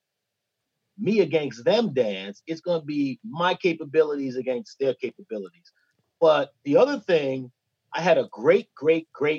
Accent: New York City, New York, United States; I came from Bushwick, Brooklyn, so I had a natural hustle.

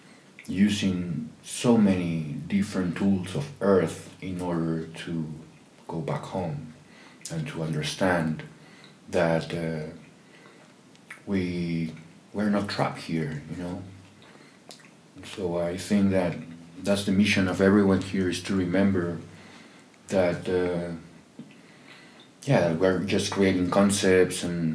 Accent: Peru; I'm from Peru

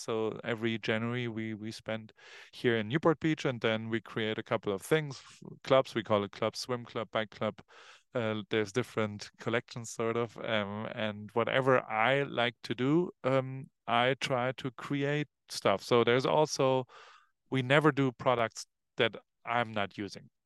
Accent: Hamburg, Germany; born or raised there; now in Los Angeles, United States

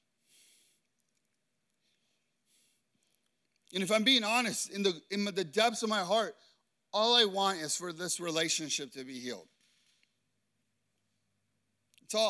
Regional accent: Chicago, Illinois, United States; I grew up in Chicago. People in Chicago are tough and they're harsh

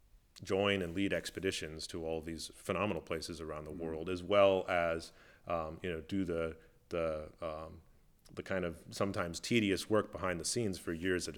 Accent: Midwest, United States; those things that are accessible maybe to you as a kid growing up in the Midwest. But I knew that's where I wanted to go.

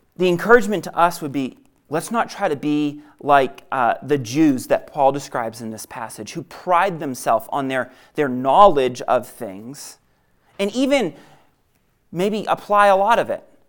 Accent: New England, United States; I grew up in New England, and growing up in New England, I was bred to be a Red Sox fan

